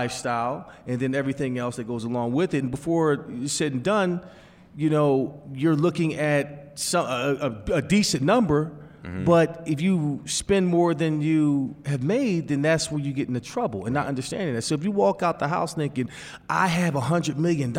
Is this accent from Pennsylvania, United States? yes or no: yes; Pennsylvania, United States; Growing up in Pennsylvania, you want to wear the black shoes. You want the blue and white.